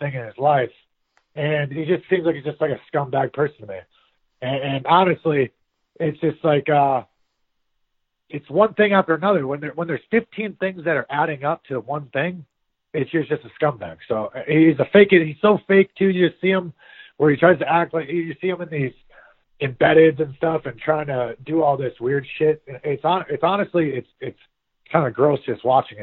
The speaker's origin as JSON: {"language": "English", "region": "Midwest", "country": "United States", "moved": "yes", "lives_now": "Florida, United States", "said": "I'm from the Midwest"}